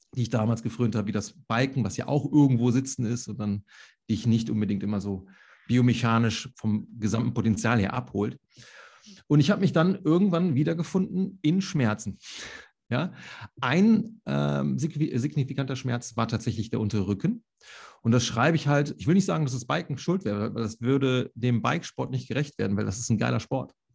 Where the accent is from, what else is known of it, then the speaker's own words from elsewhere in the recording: Solingen, North Rhine-Westphalia, Germany; ich komme ja aus Solingen, das Bergische Land